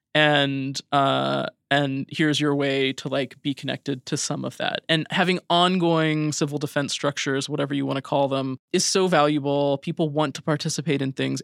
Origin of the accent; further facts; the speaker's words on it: Idaho, United States; moved away; I grew up in Idaho